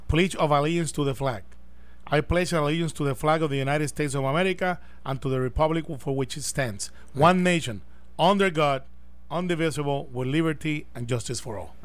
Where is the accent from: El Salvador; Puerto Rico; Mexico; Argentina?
Puerto Rico; Humacao; por Humacao, por mi pueblo